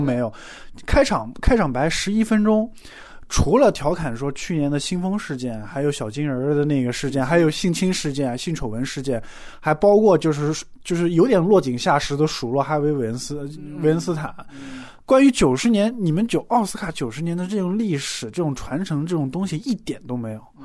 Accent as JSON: {"language": "Chinese", "country": "China", "said": "那我们中国人的传统，你九十大寿"}